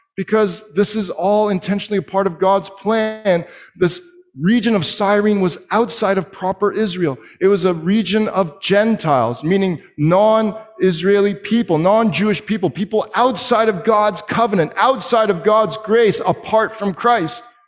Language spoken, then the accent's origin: English; Canada